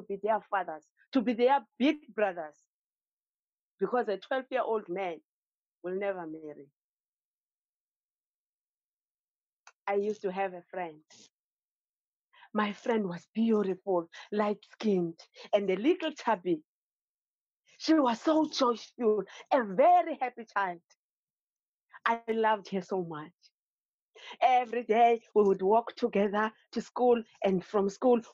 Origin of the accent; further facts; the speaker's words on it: Eastern Cape, South Africa; now in Cape Town, South Africa; I grew up in the Eastern Cape. It's one of the provinces in South Africa.